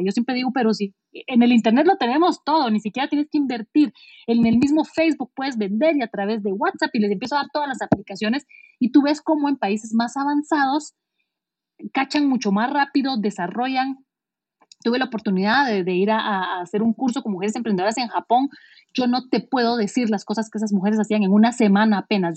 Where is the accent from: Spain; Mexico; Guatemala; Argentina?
Guatemala; si yo había nacido en Guatemala